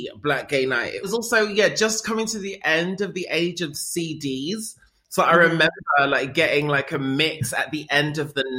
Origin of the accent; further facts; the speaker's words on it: London, United Kingdom; I grew up in North London